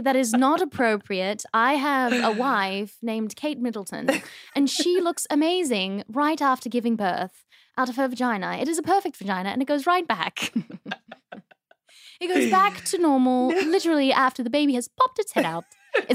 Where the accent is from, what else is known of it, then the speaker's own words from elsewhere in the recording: Australia; accent: Australian; because I've lost my accent, I feel like I was putting it on so much. Mm-hmm. And I was like almost not being kind to Australia because I was like, yeah, mate, has it.